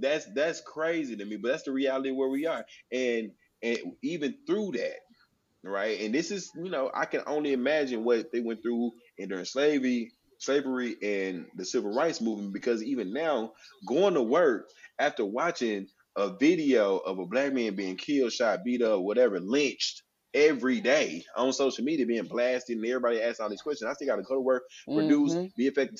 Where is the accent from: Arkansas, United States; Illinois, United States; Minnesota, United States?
Arkansas, United States; North Little Rock; my hometown, North Little Rock